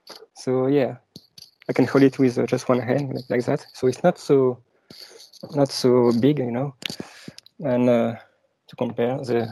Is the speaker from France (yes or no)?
yes; France; accent: French; English is a second language; So I'm French, as you can tell from my accent. And I'm also based in France.